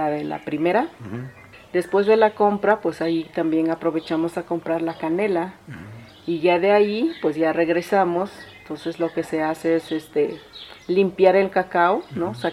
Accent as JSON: {"language": "Spanish", "town": "Teotitlán del Valle", "region": "Oaxaca", "country": "Mexico", "tie": "born or raised there", "said": "soy originaria de Teotitlán del Valle"}